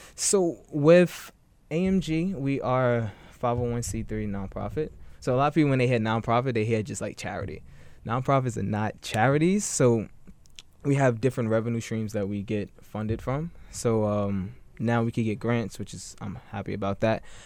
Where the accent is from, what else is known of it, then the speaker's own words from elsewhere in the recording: New York City, New York, United States; I grew up in Bed-Stuy before it was quote unquote gentrified